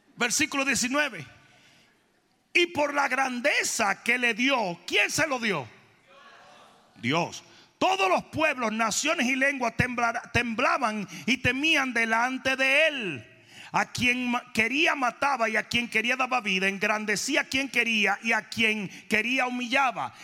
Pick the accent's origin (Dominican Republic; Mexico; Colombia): Dominican Republic; moved away; also born or lived in South Florida